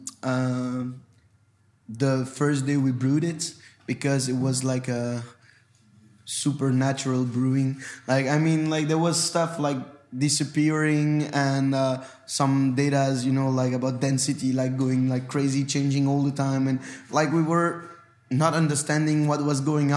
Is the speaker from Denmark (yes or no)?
no; Brussels, Brussels-Capital Region, Belgium; first language French; English is a second language; We are from Brussels. We grew up.